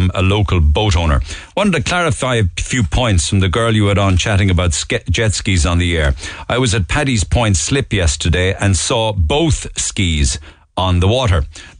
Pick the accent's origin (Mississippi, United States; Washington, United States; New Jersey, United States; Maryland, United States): New Jersey, United States; now in Youghal, Ireland; I've lived in Youghal for the past 14 years, but I'm originally from New Jersey. Where I'm from, there are options for teenagers who do not listen and wreak havoc.